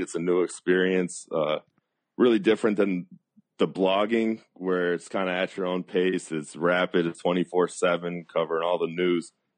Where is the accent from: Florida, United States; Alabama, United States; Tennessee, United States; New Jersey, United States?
Florida, United States; South; I grew up in South Florida